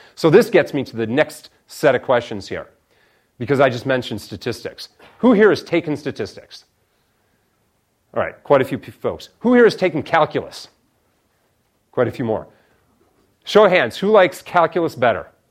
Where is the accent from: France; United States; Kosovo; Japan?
United States; Chicago, Illinois; moved away as an adult; also born or lived in Stanford, California; I come from Illinois originally